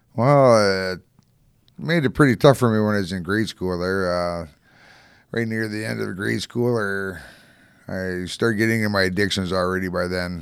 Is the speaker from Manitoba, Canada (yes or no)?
no; Calgary, Alberta, Canada; also born or lived in Winnipeg / Strathmore / Hanna / Invermere, British Columbia; now in Edmonton, Canada; I grew up in Calgary